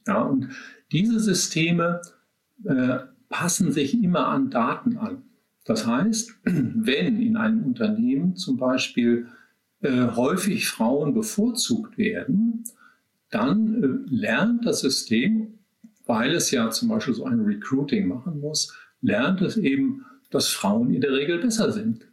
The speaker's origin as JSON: {"language": "German", "country": "Germany", "said": "bei uns in Deutschland"}